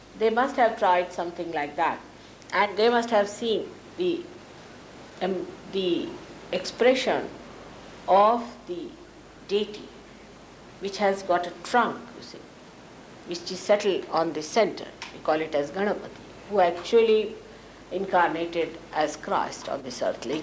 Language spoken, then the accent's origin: English; India; as an Indian lady